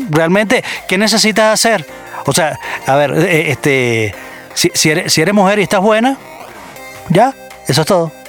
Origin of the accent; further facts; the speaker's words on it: Venezuela; soy venezolano.